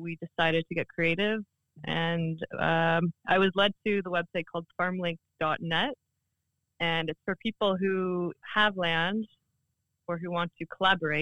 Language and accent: English; Oshawa, Ontario, Canada; now in Port Hope, Canada; I grew up in Oshawa